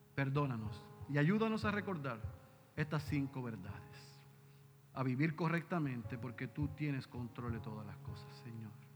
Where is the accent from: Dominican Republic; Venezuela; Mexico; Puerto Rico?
Puerto Rico; somos puertorriqueños